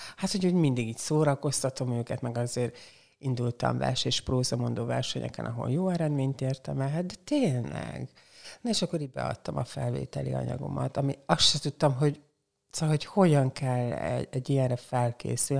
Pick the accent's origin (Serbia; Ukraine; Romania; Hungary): Hungary; Porcsalma, Szabolcs-Szatmár-Bereg; also born or lived in Csenger / Békéscsaba; now in Szeged, Hungary; Porcsalma, az ott van Csengertől egy 10 kilométer elévő falucska, és én ott nőttem föl